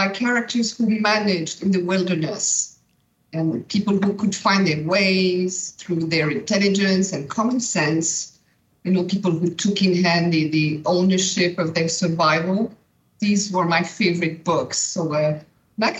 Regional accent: Switzerland; I was born and raised in Brillantmont, in the school

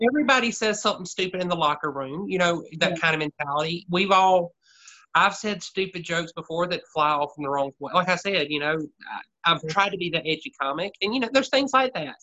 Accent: Anderson, South Carolina, United States; accent: Southern; also born or lived in Greenville, South Carolina; my hometown, which Anderson, South Carolina is 45 minutes, well, half an hour south of Greenville

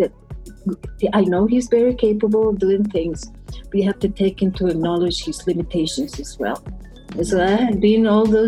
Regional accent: Costa Rica; moved away as an adult; now in United States; I'm from Costa Rica.

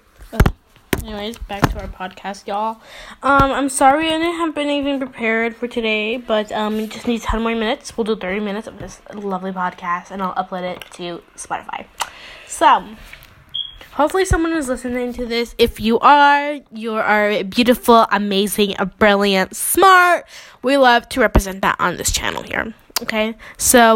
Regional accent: New York, United States; we are twins from New York

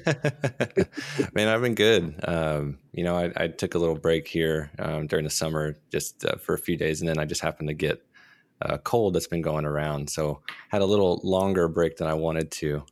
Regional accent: Dallas, Texas, United States; I'm from Dallas

